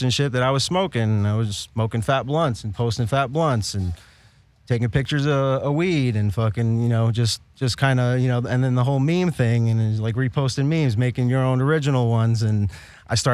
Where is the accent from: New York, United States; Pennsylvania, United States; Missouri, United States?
New York, United States; New York City; moved away as an adult; now in California, United States; I'm from the Bronx originally